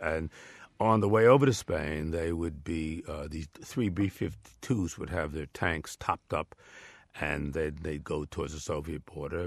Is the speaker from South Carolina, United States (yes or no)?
no; New York area, United States; I'm from the New York area